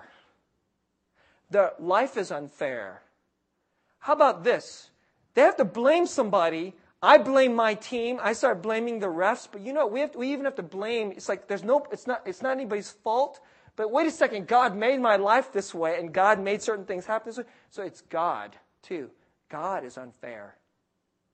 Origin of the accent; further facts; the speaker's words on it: California, United States; I'm from California